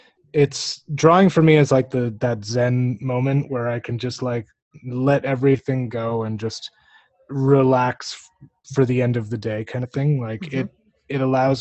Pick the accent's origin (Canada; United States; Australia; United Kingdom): Canada; being a Canadian